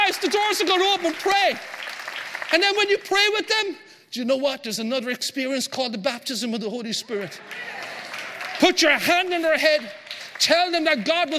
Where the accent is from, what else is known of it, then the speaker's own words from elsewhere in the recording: Ireland; we're Irish